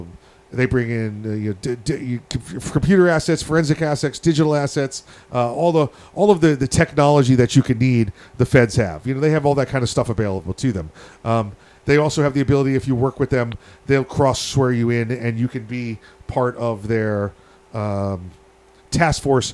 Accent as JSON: {"language": "English", "region": "Missouri", "country": "United States", "said": "And I was like, I'm from the obvious part. So now show me."}